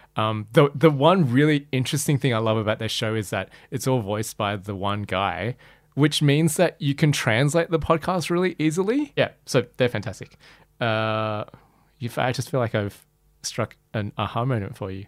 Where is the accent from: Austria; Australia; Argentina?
Australia; my experience growing up as Malaysian Chinese in Australia